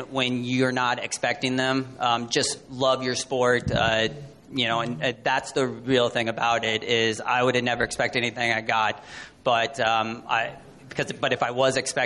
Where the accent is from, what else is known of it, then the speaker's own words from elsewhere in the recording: Las Vegas, Nevada, United States; I'm from Las Vegas